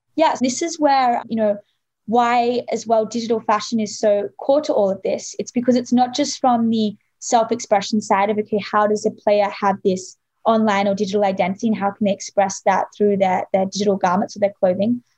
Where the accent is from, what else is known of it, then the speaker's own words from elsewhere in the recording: Australia; I grew up in Australia